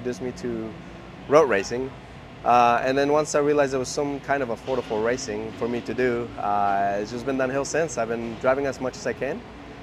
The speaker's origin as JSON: {"language": "English", "region": "Mexico City", "country": "Mexico", "tie": "born or raised there", "also_born_or_lived": "Houston, Texas", "moved": "yes", "lives_now": "United States", "said": "I grew up in Mexico City"}